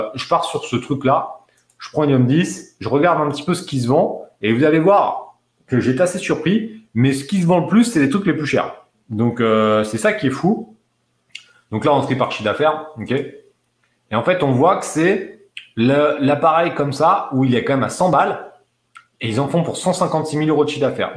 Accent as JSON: {"language": "French", "country": "France", "said": "En tant que Français"}